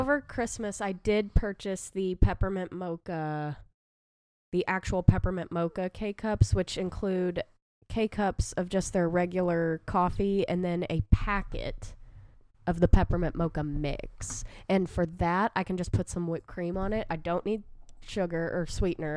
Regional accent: the South, United States; I am from the South, enjoy sweet tea

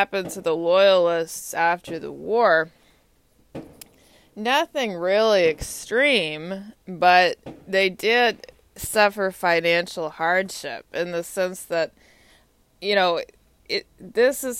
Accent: Texas, United States; I grew up in Texas.

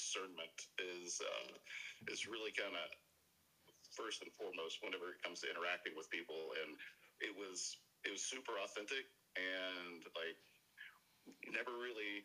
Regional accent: Arkansas, United States; born and raised in Arkansas

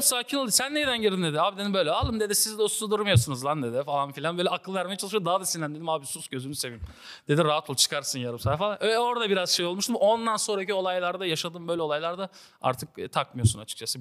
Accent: Siirt, Siirt Province, Turkey; Siirtliyim bu arada arkadaşlar. Afgan diyorlar, Afgan değilim ben.

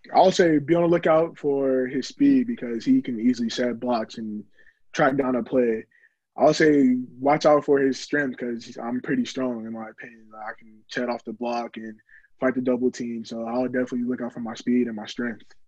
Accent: Orlando, Florida, United States; I was born in Orlando, Florida.

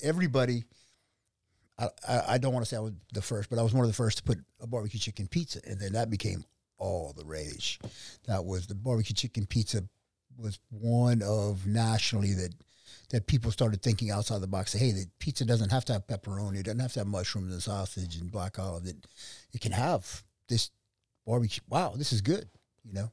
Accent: Idaho Falls, Idaho, United States; also born or lived in Santa Barbara, California; I was born in Idaho Falls, Idaho

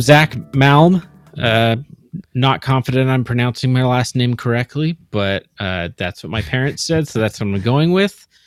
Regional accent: Seattle, Washington, United States; born, born and raised in the Seattle area

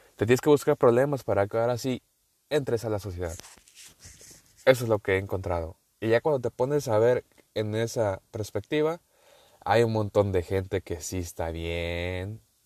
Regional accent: northern Mexico, Mexico; accent: northern; Yo soy mexicano, eh, por si no sabían. Sí, se ha notado mi acento. Y del norte. Vamos a dejarlo así que soy del norte

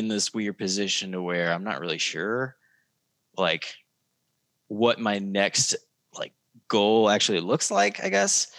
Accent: Osage Beach, Missouri, United States; accent: Missouri drawl; I'm from Osage Beach.

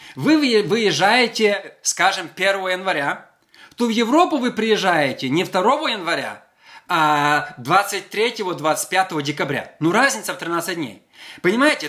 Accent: Western Ukraine, Ukraine; я родился в Западной Украине, мы пели колядки

